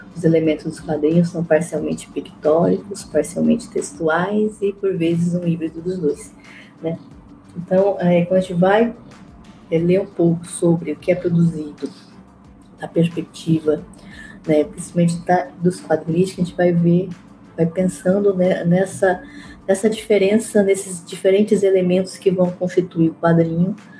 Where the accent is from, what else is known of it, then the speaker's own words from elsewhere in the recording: Mato Grosso, Brazil; eu sou de Mato Grosso